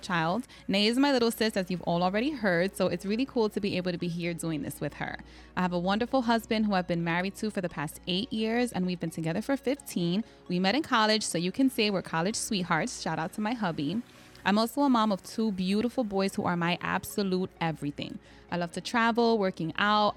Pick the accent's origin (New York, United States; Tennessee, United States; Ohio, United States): New York, United States; New York City; I'm a Latina, Puerto Rican, and Dominican, born and raised in the South Bronx